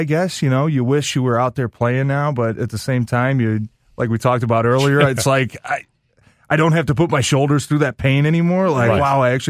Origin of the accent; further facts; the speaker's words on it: Ferndale, Michigan, United States; also born or lived in White Lake, Michigan / Green Bay, Wisconsin; I grew up in Ferndale, you know, spent a lot of time in White Lake.